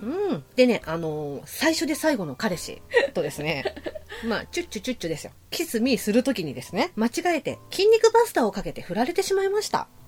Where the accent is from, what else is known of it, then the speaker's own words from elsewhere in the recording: Shitamachi, Tokyo, Japan; 生まれも育ちも下町で、人情の人です